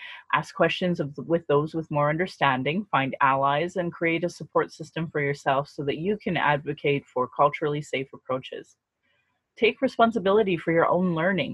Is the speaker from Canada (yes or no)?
yes; Calgary, Alberta, Canada; I was born and raised in Calgary. I was born and raised in Alberta.